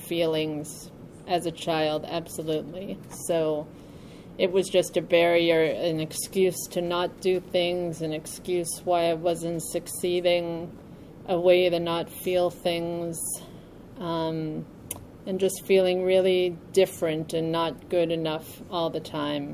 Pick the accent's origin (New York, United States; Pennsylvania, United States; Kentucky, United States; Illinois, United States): New York, United States; I'm from New York